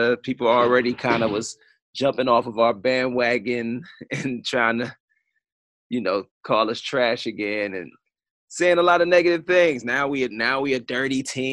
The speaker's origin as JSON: {"language": "English", "town": "Cleveland", "region": "Ohio", "country": "United States", "tie": "born or raised there", "also_born_or_lived": "Baltimore", "moved": "as an adult", "said": "I grew up right here in Cleveland, Ohio"}